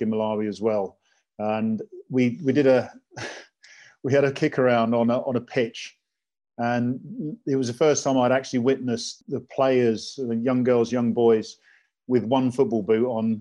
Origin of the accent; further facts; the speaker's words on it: England, United Kingdom; I was born in England, born in Wellington City